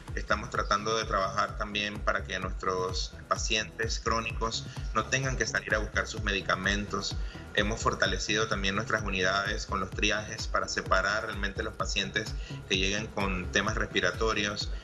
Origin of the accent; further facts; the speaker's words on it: Panama; como panameños